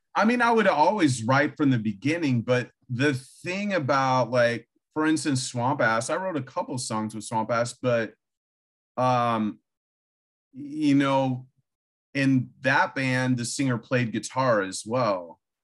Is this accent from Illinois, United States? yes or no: yes; Illinois, United States; moved away; also born or lived in Austin, Texas / California; I grew up in Illinois, pretty much in a cornfield in the middle of nowhere